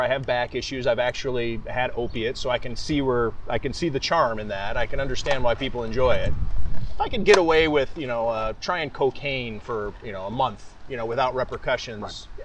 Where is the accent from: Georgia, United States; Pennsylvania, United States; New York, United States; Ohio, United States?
Ohio, United States; Cleveland; moved away as an adult; also born or lived in Las Vegas; now in Buffalo, United States; when I was growing up in Cleveland